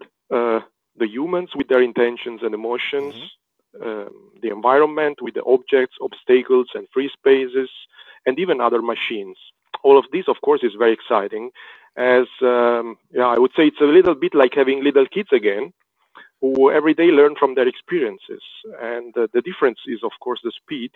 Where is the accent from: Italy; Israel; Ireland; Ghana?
Italy; Rome, Lazio; I was born in Rome